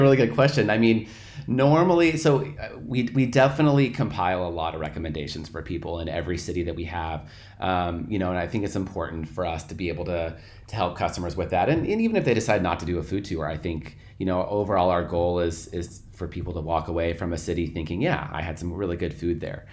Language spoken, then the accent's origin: English; Portland, Oregon, United States; moved away as an adult; I'm originally from Portland, Oregon